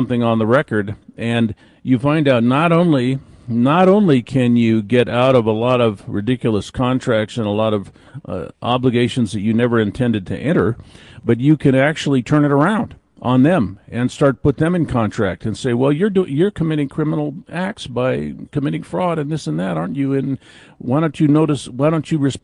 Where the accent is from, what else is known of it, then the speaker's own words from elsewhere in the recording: California, United States; I'm from California